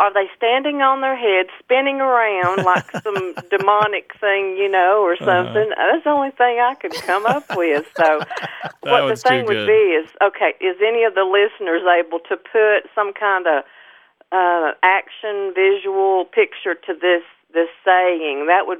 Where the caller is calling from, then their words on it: Elk Park, North Carolina, United States; I'm calling from Elk Park, North Carolina, way up in the mountains.